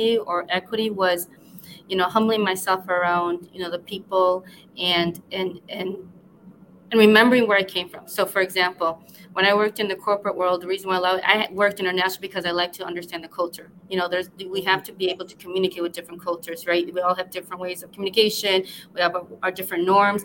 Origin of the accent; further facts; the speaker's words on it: West Chicago, Illinois, United States; I'm from like about an hour away from Chicago. I grew up in a small town called West Chicago